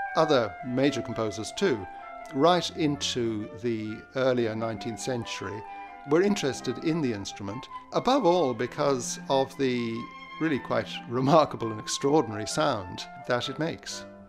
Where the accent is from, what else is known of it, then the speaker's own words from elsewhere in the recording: Ireland; I'm an Irish musicologist